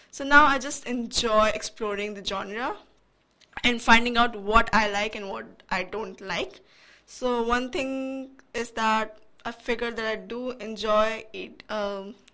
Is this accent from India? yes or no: yes; India; I'm Indian, so right. I grew up listening to Bollywood songs.